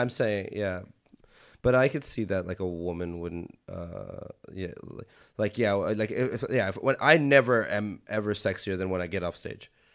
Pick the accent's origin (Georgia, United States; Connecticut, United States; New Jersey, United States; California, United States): California, United States; Los Angeles; I grew up a lot in Hollywood